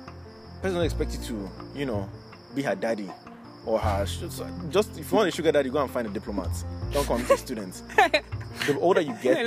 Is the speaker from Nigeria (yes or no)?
yes; Nigeria; if I tell you I'm a Nigerian